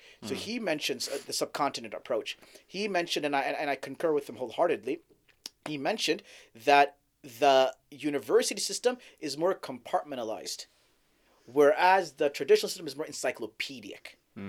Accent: Saudi Arabia; also born or lived in Dallas, Texas, United States; So I was born in Dallas, Texas, but I grew up in Saudi.

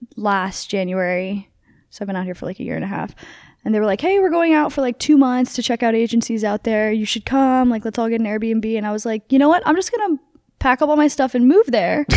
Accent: New Jersey, United States; now in California, United States; I grew up in New Jersey

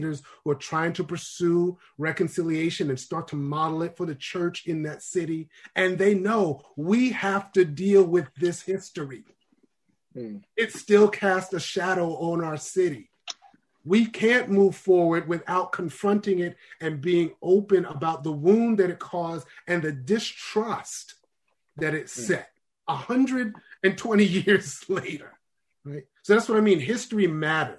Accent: New York City, New York, United States; I grew up in New York City

